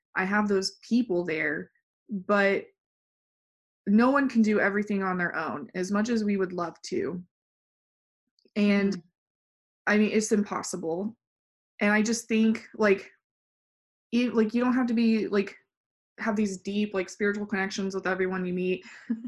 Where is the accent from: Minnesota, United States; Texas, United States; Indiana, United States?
Texas, United States; West; moved away as an adult; now in San Antonio, United States; I grew up in West Texas oil field